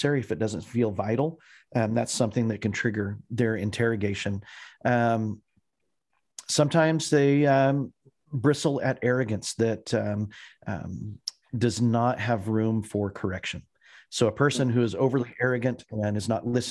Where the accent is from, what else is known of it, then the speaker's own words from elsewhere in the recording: Clovis, New Mexico, United States; moved away as an adult; also born or lived in Texas / Colorado; now in Indiana, United States; I was born in the Southwest in Clovis, New Mexico, out on the Eastern Plains, which if you're looking at a map is actually only like 9 miles away from the Texas border. And so we grew up pretty close to the West Texas Panhandle